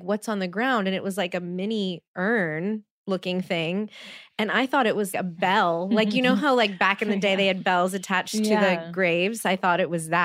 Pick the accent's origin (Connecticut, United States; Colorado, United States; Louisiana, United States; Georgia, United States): Louisiana, United States; New Orleans; moved away; I'm from New Orleans.